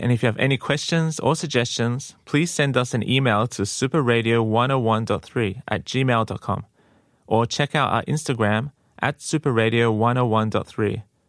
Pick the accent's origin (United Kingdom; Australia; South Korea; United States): Australia; moved away as an adult; now in Korea; I'm from Australia, and I've been in Korea for a few years now.